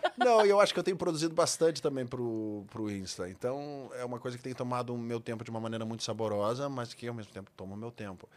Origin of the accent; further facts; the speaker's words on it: Rio Grande do Sul, Brazil; moved away; eu fui para minha terra, para o Rio Grande do Sul